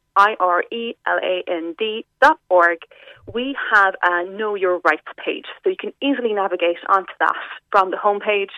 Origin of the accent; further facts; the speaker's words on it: West Cork, Munster, Ireland; I'm from West Cork myself